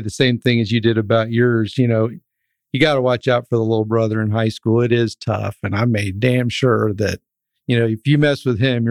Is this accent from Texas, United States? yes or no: yes; Dripping Springs, Texas, United States; three other brothers that I grew up with in Dripping Springs, which is right outside of Austin